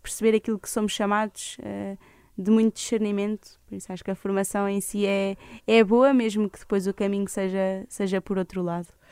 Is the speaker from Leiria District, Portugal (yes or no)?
yes; Leiria, Leiria District, Portugal; also born or lived in Lisbon; eu sou de Leiria